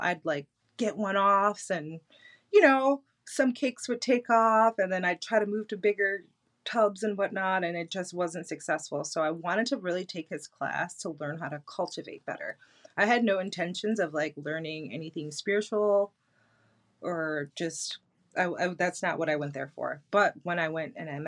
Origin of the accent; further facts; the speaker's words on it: Detroit, Michigan, United States; I'm from Detroit